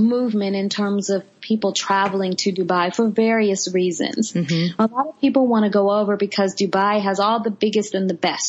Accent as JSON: {"language": "English", "town": "Kansas City", "region": "Missouri", "country": "United States", "tie": "born or raised there", "moved": "as an adult", "lives_now": "Florida, United States", "said": "I'm from the Midwest, if you can believe that. Missouri girl, born and raised."}